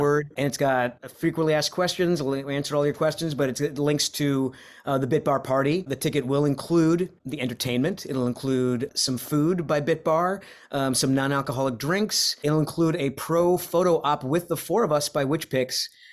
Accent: Rhode Island, United States; moved away; I'm from Rhode Island or, originally

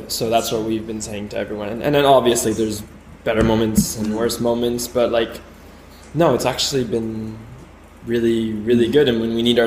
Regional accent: Paris, Île-de-France, France; I'm from Paris. I'm based out of Paris

